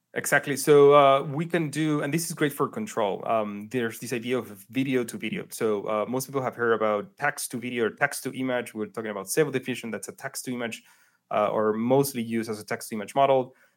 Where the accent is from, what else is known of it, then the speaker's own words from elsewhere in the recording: Chile; moved away as an adult; also born or lived in New York; I grew up in Chile